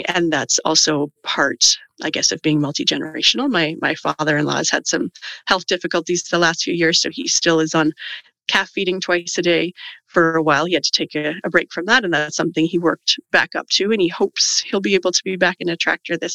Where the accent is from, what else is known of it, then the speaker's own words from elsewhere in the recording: Canada; I'm Canadian